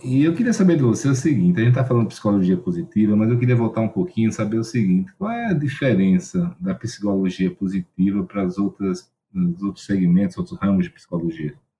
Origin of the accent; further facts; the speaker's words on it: Maceió, Alagoas, Brazil; eu sou de Maceió, né? E lá em Alagoas